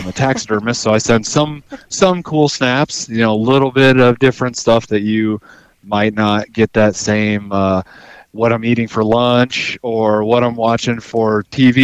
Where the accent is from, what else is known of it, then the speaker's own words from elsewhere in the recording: Iowa City area, United States; moved away as an adult; now in Alaska, United States; I was right around the Iowa City area, just south